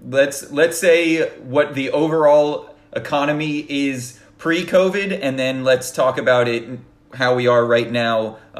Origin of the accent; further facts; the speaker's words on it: Florida, United States; We haven't really talked about the state of the market of Florida, even though that's my home state.